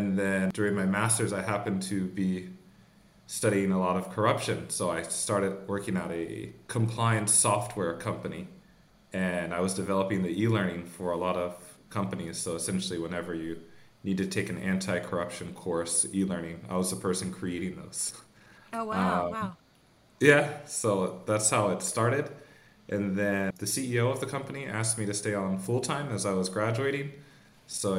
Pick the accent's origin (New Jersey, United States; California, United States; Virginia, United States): California, United States; accent: American; moved away as an adult; now in Copenhagen, Denmark; I'm originally from California